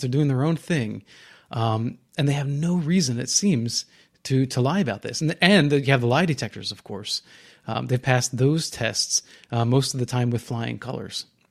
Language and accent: English; New Jersey, United States; growing up in New Jersey